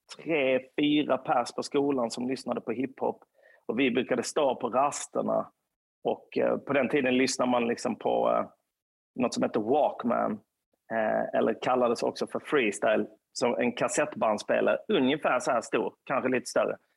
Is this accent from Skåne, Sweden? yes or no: yes; Lund, Skåne, Sweden; på Östra Torn i närheten av där jag kommer ifrån